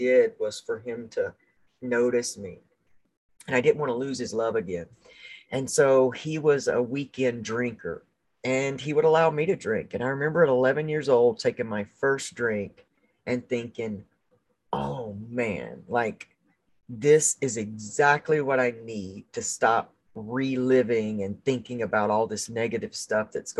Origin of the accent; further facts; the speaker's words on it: the South, United States; I grew up in the South